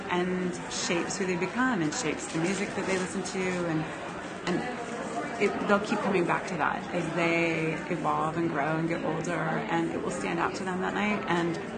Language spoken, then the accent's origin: English; Texas, United States; I grew up in Texas, and we would go to the Houston rodeo and it drew national acts.